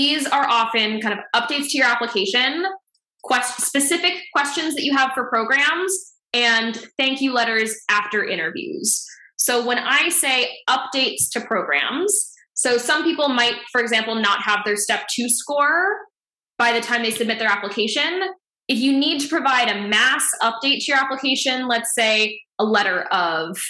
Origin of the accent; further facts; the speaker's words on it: Ontario, Canada; moved away as an adult; also born or lived in Dublin, Ireland; now in Boston, United States; I am originally from Ontario, Canada